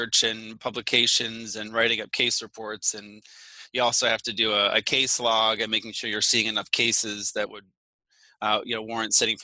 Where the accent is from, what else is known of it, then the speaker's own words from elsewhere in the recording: St. Petersburg, Florida, United States; moved away as an adult; also born or lived in Louisiana / Illinois; I grew up in Florida. Technically, I was born in Louisiana, but then my family moved to the St. Petersburg area after that. So I grew up there, you know, went all the way through high school.